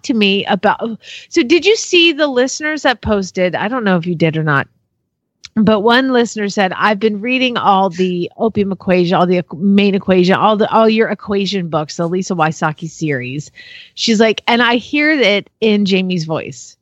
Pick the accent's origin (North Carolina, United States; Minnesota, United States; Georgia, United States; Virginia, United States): Georgia, United States; Atlanta; now in Solvang, United States; I'm from Atlanta, too.